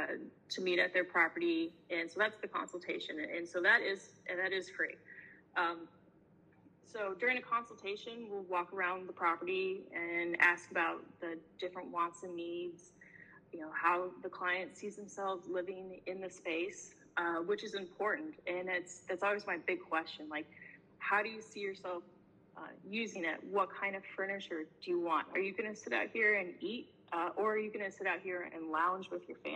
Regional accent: Indianapolis, Indiana, United States; moved away as an adult; now in Pittsburgh, United States; I'm from Indianapolis. That's where I was working, and, from South, Indiana, and the state as a whole. Like, I grew up there

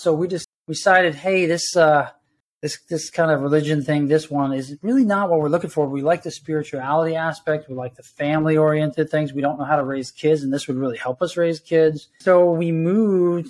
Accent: New York, United States; moved away as an adult; also born or lived in Colorado; now in Juneau, United States; I grew up in New York, born in 1969

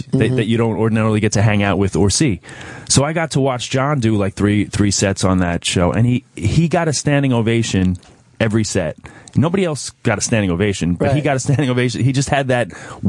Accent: New York, United States; I'm a New Yorker.

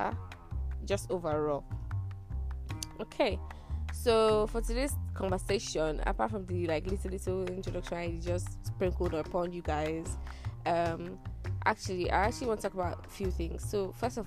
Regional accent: Nigeria; Tired Nigerian Girl

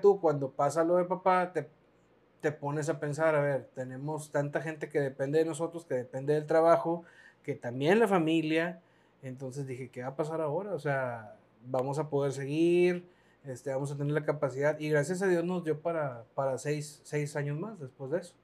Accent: Piedras Negras, Coahuila, Mexico; aquí en Piedras Negras

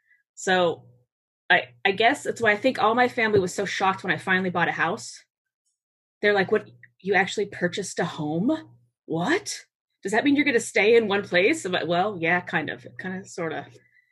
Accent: Massachusetts, United States; born there; I was born in Massachusetts. My mother and my father's family are both immigrant families.

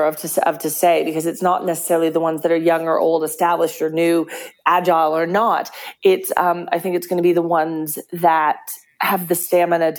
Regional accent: Texas, United States; now in Perth, Australia; I'm Texan

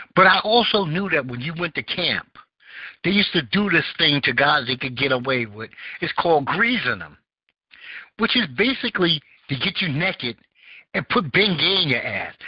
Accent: New York City, New York, United States; I grew up in Bed Stuy.

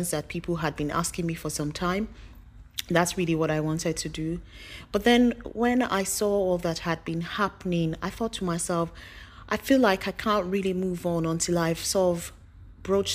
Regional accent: Nigeria; I'm Nigerian and some of you would not. So just to put it out there that I'm from Nigeria.

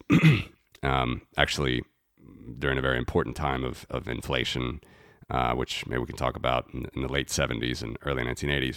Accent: United States; moved away as an adult; now in Latvia; I'm originally from the United States. I was, uh, born and raised there

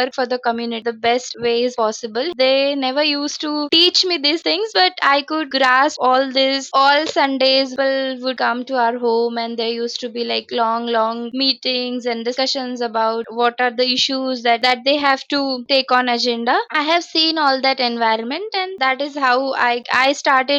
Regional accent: Aurangabad, Maharashtra, India; I grew up in Aurangabad throughout

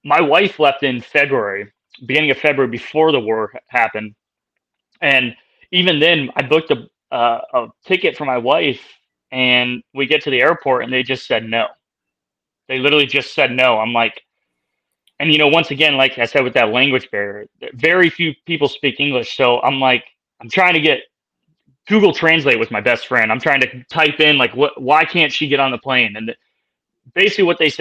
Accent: United States; me being an American over there

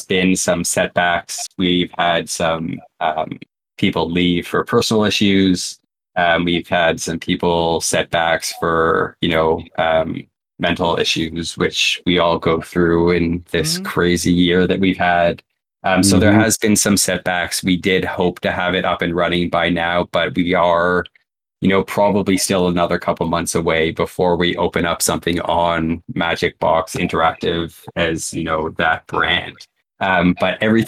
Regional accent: Canada; I'm also Canadian

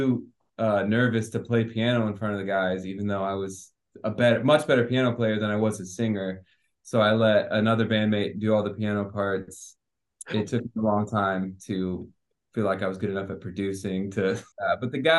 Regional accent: Ohio, United States; moved away; I'm from Ohio originally.

